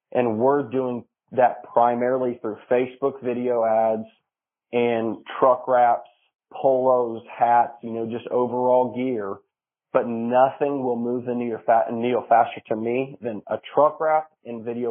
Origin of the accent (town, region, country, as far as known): Marion, United States; born or raised there